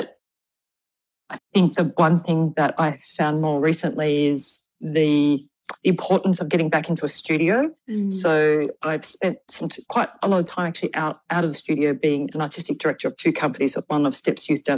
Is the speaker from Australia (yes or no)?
yes; Victoria, Australia; moved away as an adult; also born or lived in Perth, Western Australia; now in Sydney, Australia; I was from Victoria where I, you know, did some work there and also was a graduate of the Victorian College of the Arts. So I kind of lived like 20 years in Victoria, 20 years in WA